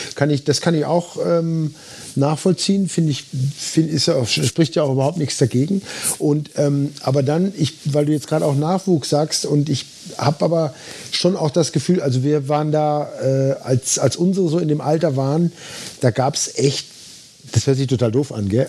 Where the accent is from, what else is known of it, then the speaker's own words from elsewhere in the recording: Dortmund, North Rhine-Westphalia, Germany; moved away; ich bin in Dortmund groß geworden, direkt im, im Dortmunder Süden.